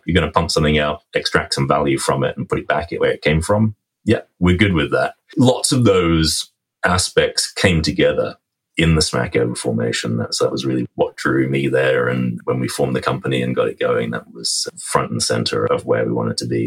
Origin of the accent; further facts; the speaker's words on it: England, United Kingdom; moved away as an adult; now in Vancouver, Canada; I am an Englishman by birth